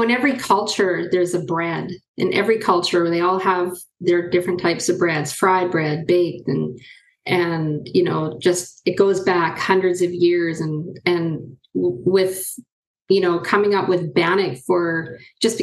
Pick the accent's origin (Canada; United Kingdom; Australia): Canada; Nooaitch Indian Band, near Merritt, British Columbia; I'm from the Nuwaich Indian Band. It's just outside of Merritt, BC